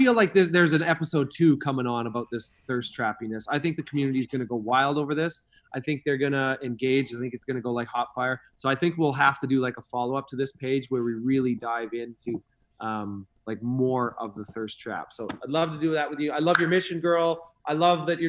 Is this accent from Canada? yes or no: yes; Canada; also born or lived in Idaho; now in Los Angeles, United States; I'm a Canadian